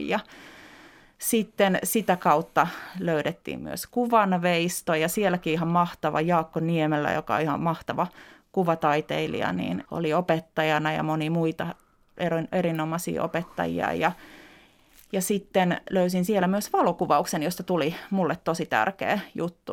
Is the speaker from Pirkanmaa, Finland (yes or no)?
no; Helsinki, Uusimaa, Finland; also born or lived in Lohja; Mä oon tuossa viisivuotias ja tämä on otettu varmaan aika pian sen jälkeen, kun muutettiin Lohjalta Helsinkiin meidän me, Pitäjänmäkeen